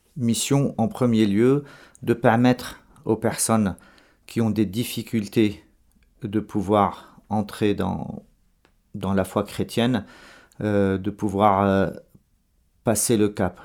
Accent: Lebanon; moved away as an adult; also born or lived in Dubai / Marseille / Madrid / Rome; je suis né au Liban et j'ai fait mes études au Liban

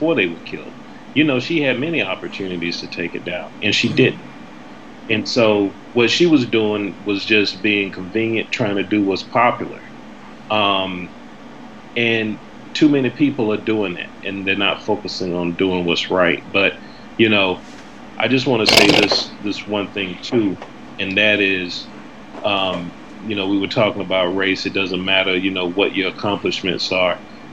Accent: South Carolina, United States; now in Boston, United States; I grew up in South Carolina

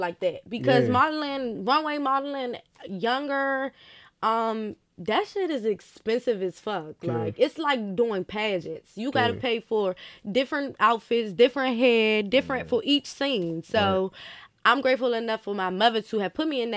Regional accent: Washington, D.C., Maryland, United States; I grew up in Maryland. Right. And so, after being in trouble and doing all this and doing all that, I ended up in the city with my mother. I went to Wilson.

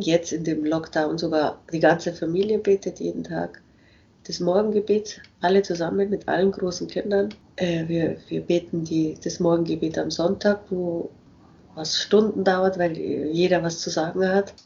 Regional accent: Germany; moved away; als Deutsche mit unserer komischen Art, Englisch zu sprechen

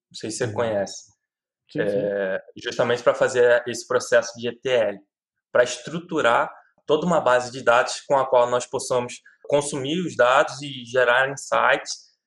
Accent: Rio de Janeiro, Brazil; Eu trabalho, eu sou do Rio de Janeiro, mas trabalho para uma empresa em São Paulo.

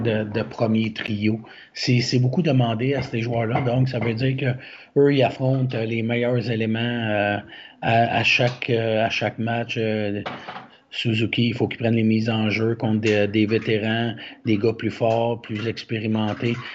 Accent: Quebec, Canada; nous, en tant que Québécois

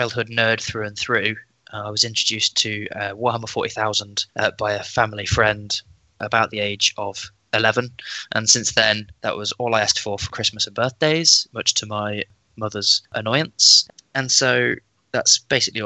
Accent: Leicester, East Midlands, United Kingdom; moved away as an adult; I'm from Leicester originally.

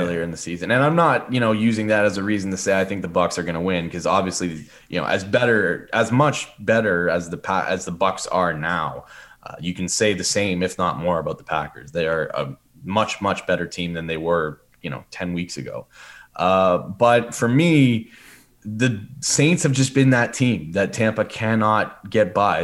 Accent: Sudbury, Ontario, Canada; moved away as an adult; I was a guy from Sudbury

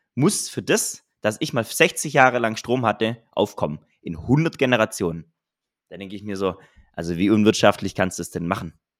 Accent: Southern Germany, Germany; ich komme ja aus dem Süden von Deutschland

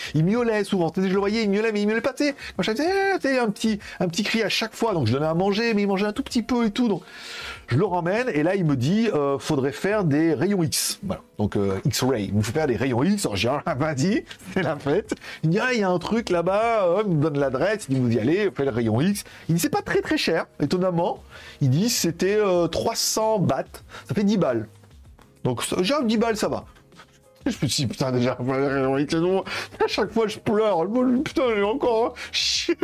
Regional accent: France; now in Thailand; je suis un Français qui parle anglais

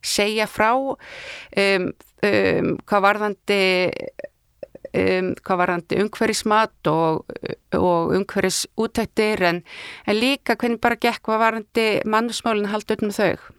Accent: Ísafjörður, Westfjords, Iceland; moved away; ég er náttúrulega frá Ísverði þannig að ég bara mann eftir í, mínar æsku minningar eru ramagslissi

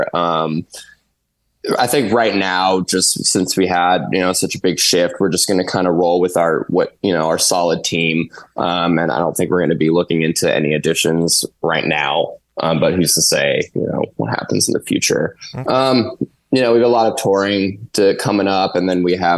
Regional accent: Bay Area, California, United States; we're from the Bay Area, California, so we're around from San Francisco.

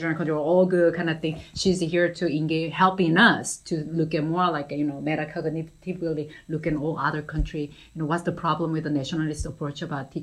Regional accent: South Korea; English is a second language; moved away as an adult; now in United States; I'm from Korea

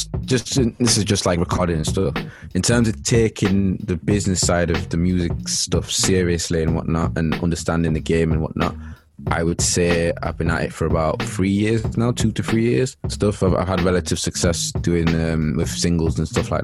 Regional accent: Leeds, Yorkshire and the Humber, United Kingdom; moved away as an adult; now in Manchester, United Kingdom; I'm from Leeds. Grew up in Chapel Town

